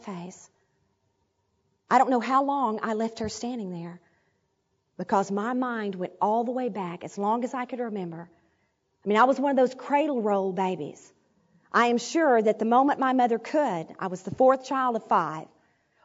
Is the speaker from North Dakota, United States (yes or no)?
no; Arkadelphia, Arkansas, United States; moved away; my hometown in Arkadelphia